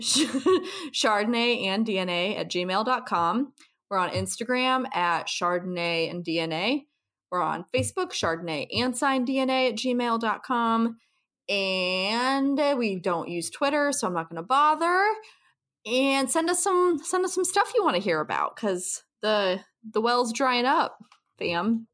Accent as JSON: {"language": "English", "area": "twenty minutes from Hudson", "region": "Ohio", "country": "United States", "tie": "born or raised there", "moved": "yes", "said": "twenty minutes from my hometown"}